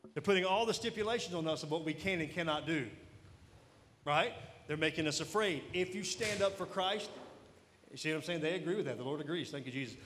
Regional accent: Mississippi, United States; I am from Mississippi

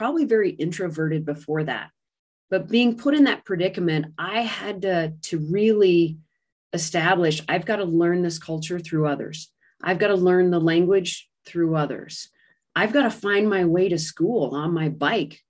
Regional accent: United States; coming back to the U.S. After a year abroad

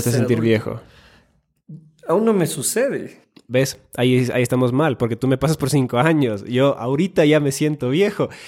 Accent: Finland; Spanish is a second language; also born or lived in Ecuador; tengo 27 años, soy nacido en Finlandia, he vivido en Ecuador y a veces como finlandés pienso que quizás los ecuatorianos y la cultura latina comienzan su vida adulta demasiado tarde?

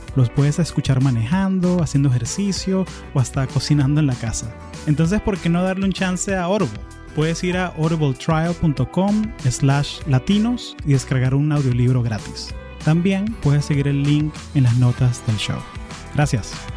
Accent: Venezuela; somos venezolanos

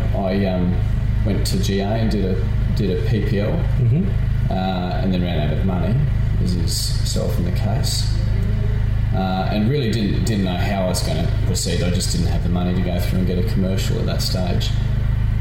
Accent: Sunshine Coast, Queensland, Australia; I grew up on the Sunshine Coast

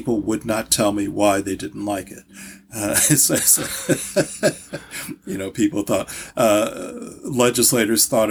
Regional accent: St. Louis, Missouri, United States; moved away; also born or lived in Baltimore, Maryland / Kansas City, Missouri / Hartford, Connecticut; I was born in St. Louis

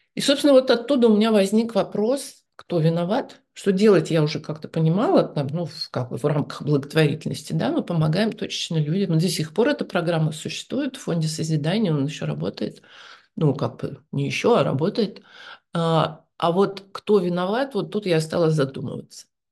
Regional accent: Novosibirsk, Novosibirsk Oblast, Russia; moved away; also born or lived in Moscow; я же сама из Новосибирска

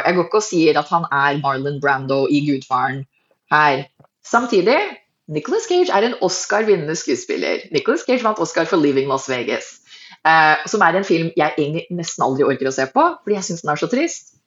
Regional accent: Hurdal, Akershus, Norway; also born or lived in Fargo, North Dakota / Minnesota; Jeg er en middelklassejente fra Hurdal

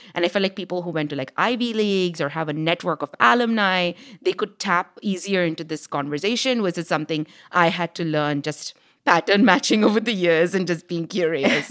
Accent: India; moved away; growing up in India as this little girl who loved engineering

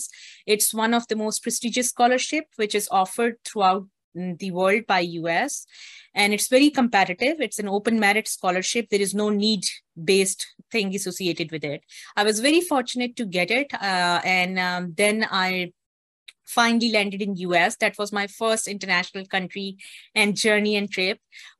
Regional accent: Islamabad, Islamabad Capital Territory, Pakistan; I was born and I grew up in Pakistan, and I was based in the capital city of Pakistan, which is Islamabad

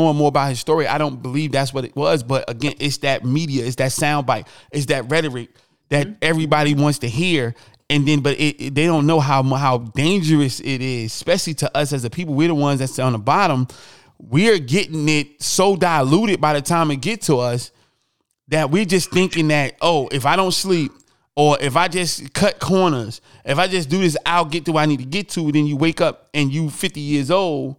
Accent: Newark, New Jersey, United States; I'm from Newark

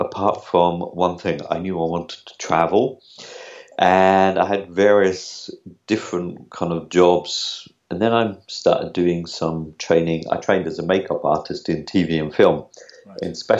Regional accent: Norwich, East of England, United Kingdom; accent: UK; moved away; also born or lived in Lisbon; I'm originally from Norwich, though, but at the moment I'm in Lisbon

